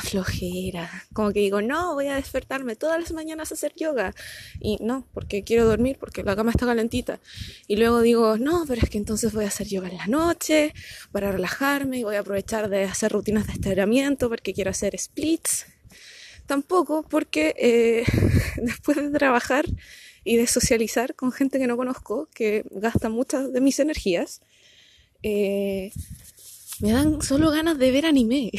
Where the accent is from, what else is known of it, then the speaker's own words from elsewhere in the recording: Punta Arenas, Magallanes and Chilean Antarctica, Chile; now in Concepción, Chile; me postulé a Punta Arenas, que es de donde soy originalmente